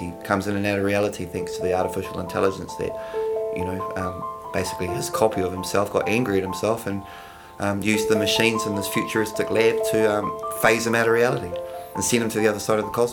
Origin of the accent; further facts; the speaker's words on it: Palmerston North, Manawatū-Whanganui, New Zealand; now in Wellington, New Zealand; I'm from Palmerston North